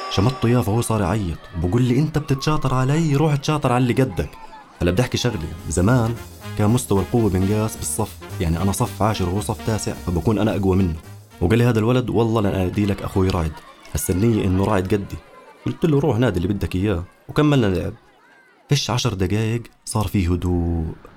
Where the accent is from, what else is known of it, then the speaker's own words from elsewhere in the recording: Zarqa, Zarqa Governorate, Jordan; أنا جاي من الزرقاء